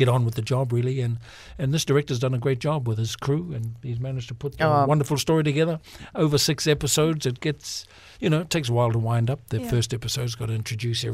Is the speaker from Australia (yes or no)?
no; New Zealand; accent: New Zealand; I could speak in my New Zealand accent for a change